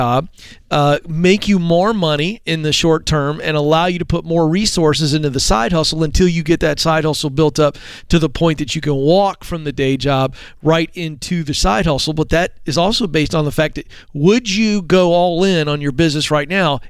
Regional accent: the South, United States; I'm a Southerner

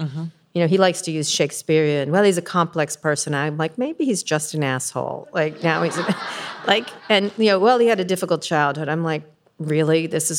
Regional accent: San Francisco, California, United States; Not that there's anything wrong with that. I'm from San Francisco. It's fine.

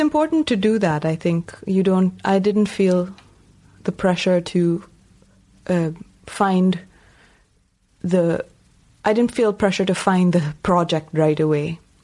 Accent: Bangalore, Karnataka, India; first language Tamil; moved away as an adult; also born or lived in Appleton, Wisconsin / Iowa; I grew up in India and I was an English speaking child

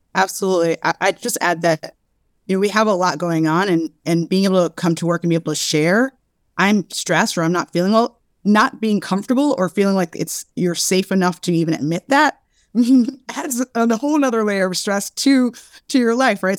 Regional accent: Brooklyn, New York, United States; I am born and raised in Brooklyn

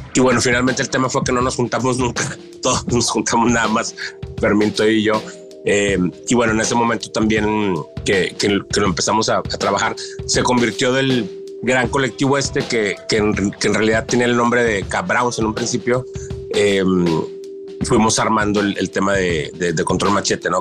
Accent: northern Mexico, Mexico; la escena acá en, en, el norte

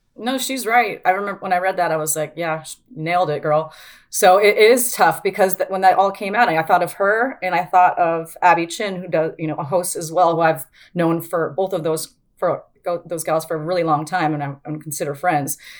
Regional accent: Spokane, Washington, United States; I grew up in Spokane

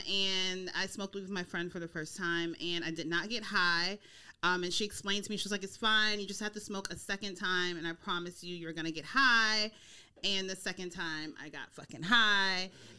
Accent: Snellville, Georgia, United States; also born or lived in Mississippi; now in California, United States; I'm from Georgia. Mm-hmm. So I was born in Mississippi, but I grew up in Georgia and Mississippi-ish. I'm a Southern girl. And so I went to college in Georgia, Georgia State University. And I grew up in Snellville, went to South Gwinnett High School.

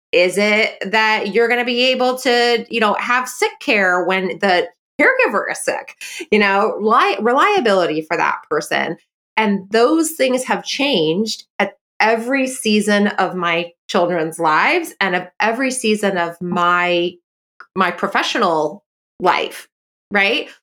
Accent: Bay Area, Silicon Valley, California, United States; I'm from the Bay Area, I'm from the Silicon Valley

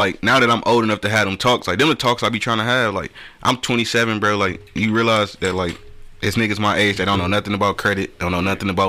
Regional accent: Detroit, Michigan, United States; now in Atlanta, United States; Yeah, at first, that's what it was. Like, I'm from Detroit.

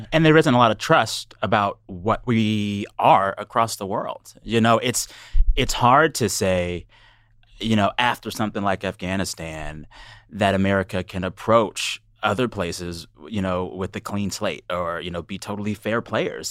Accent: United States; as an American

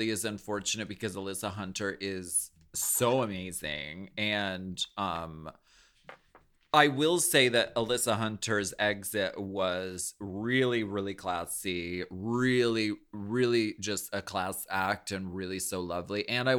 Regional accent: Canada; I'm French Canadian.

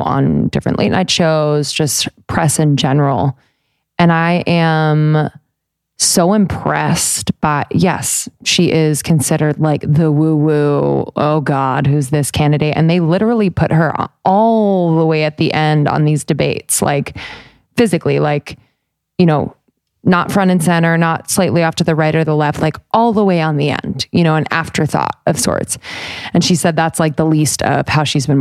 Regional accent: United States; I love being an American

